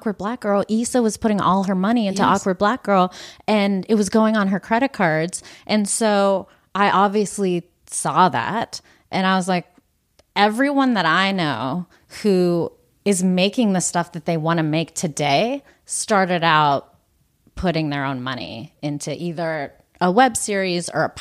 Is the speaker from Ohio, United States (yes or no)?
no; Pittsburgh, Pennsylvania, United States; growing up in Pittsburgh